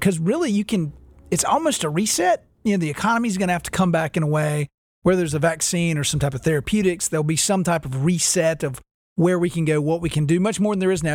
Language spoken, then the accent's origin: English; Winston-Salem, North Carolina, United States; growing up in Winston Salem, North Carolina, we had a, a Champion Haynes outlet